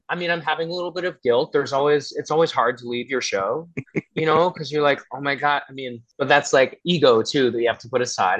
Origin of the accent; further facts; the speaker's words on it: Atlanta area, Georgia, United States; moved away; also born or lived in Boston; I'm from Georgia. I mean, I grew up in around the Atlanta area, so you know, there's a lot of it's not all too southern there